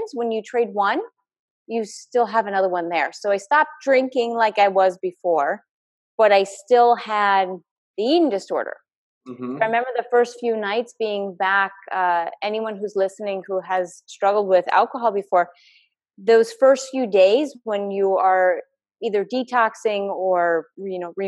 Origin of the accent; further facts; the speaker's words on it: Connecticut, United States; moved away; also born or lived in New York area / Boston; I grew up in Connecticut. I grew up in New York area, and then later moved to Boston